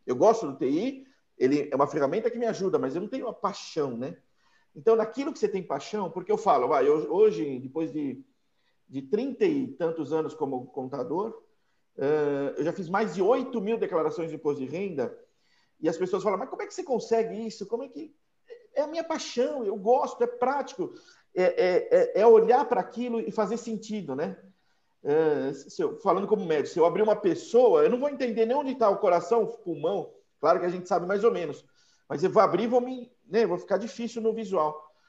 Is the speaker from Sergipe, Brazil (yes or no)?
no; São Paulo, Brazil; Eu sou paulistano também, de São Paulo, mas um cidadão do mundo também